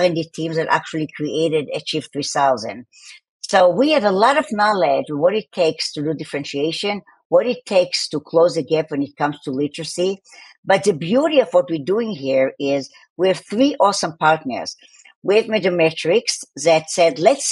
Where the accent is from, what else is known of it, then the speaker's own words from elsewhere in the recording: Tel Aviv, Tel Aviv District, Israel; accent: Tel Aviv; my accent is from Tel Aviv